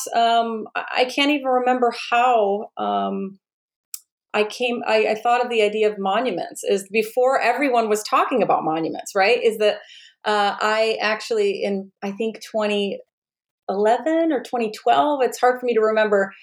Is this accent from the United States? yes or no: yes; Oscoda, Michigan, United States; moved away; I'm originally from a small town in rural Michigan, a town called Oscoda